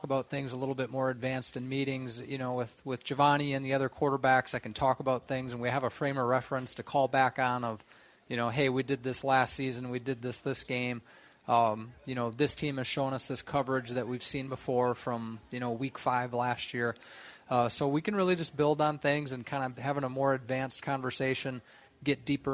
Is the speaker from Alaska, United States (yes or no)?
no; Wisconsin, United States; moved away; I'm from Wisconsin